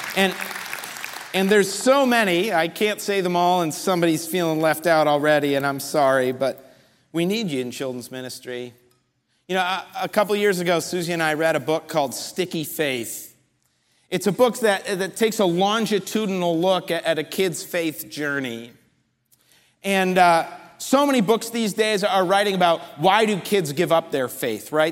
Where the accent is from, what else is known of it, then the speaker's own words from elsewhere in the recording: just outside New York City, United States; moved away; I grew up just outside New York City in a Jewish community